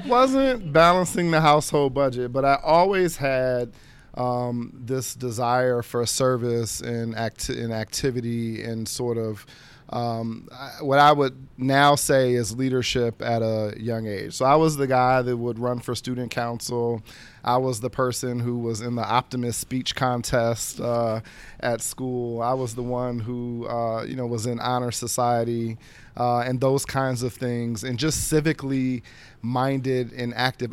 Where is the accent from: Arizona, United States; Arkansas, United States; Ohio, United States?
Ohio, United States; Dayton; now in Washington, D.C., United States; I'm originally from Dayton, Ohio. Uh, it's a city in southwest Ohio of about now a hundred and fifty thousand, uh, persons born and raised there